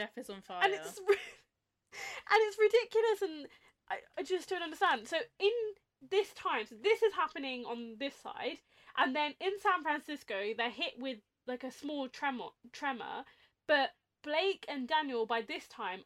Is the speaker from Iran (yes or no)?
no; England, United Kingdom; we have as English people